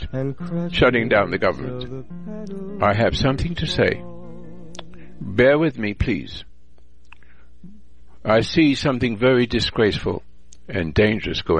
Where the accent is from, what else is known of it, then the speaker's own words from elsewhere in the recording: England, United Kingdom; now in United States; I was born in England, and I'm a veteran from World War II